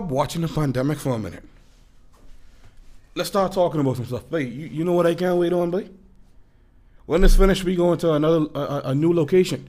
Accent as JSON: {"language": "English", "region": "Florida", "country": "United States", "tie": "born or raised there", "said": "growing up in Florida"}